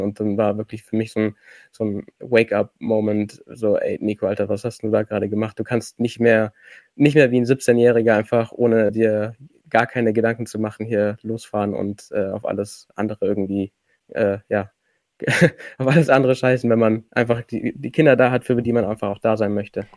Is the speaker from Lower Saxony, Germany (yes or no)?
no; Allgäu, Bavaria, Germany; ich komme aus dem Allgäu